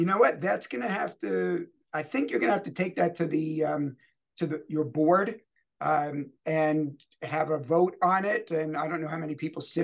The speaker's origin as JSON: {"language": "English", "town": "New York City", "region": "New York", "country": "United States", "tie": "born or raised there", "also_born_or_lived": "Bronx, New York City", "said": "I was born in the Bronx. Never lived there. I lived in Queens, both New York City, but two different boroughs"}